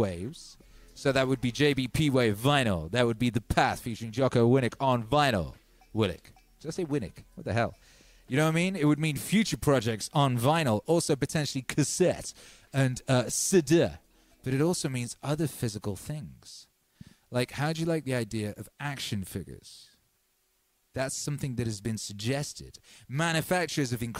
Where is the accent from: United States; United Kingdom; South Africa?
United Kingdom; England; the English pig dogs like myself